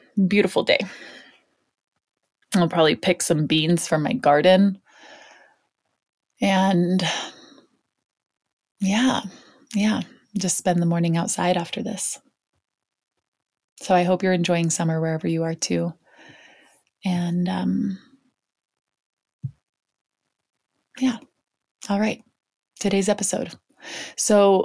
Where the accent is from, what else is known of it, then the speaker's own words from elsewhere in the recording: Hong Kong; moved away; I grew up in Hong Kong